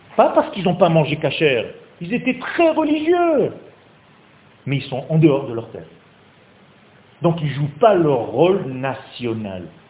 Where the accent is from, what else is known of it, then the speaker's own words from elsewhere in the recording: Nice, Provence-Alpes-Côte d'Azur, France; moved away as an adult; now in Israel; c'est un ami d'enfance en fait, on a grandi ensemble à Nice